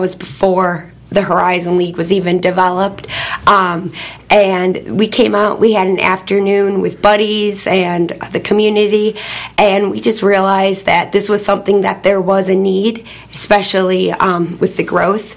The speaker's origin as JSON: {"language": "English", "region": "Midwest", "country": "United States", "also_born_or_lived": "Michigan", "moved": "as an adult", "lives_now": "Georgia, United States", "said": "I'm originally from the Midwest"}